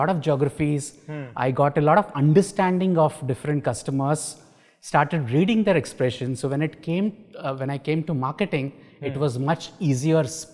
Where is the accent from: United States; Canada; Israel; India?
India; Mumbai, Maharashtra; also born or lived in Kerala; I was born and brought up in Mumbai, educated in Mumbai.